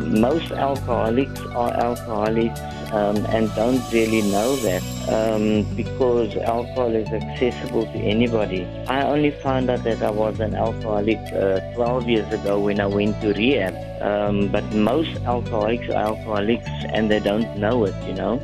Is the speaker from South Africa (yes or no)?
yes; Cape Town, Western Cape, South Africa; also born or lived in Hanover Park; Grew up with my mom, and we actually grew up in like a middle-class suburb in Lansdowne. I was born in Hanover Park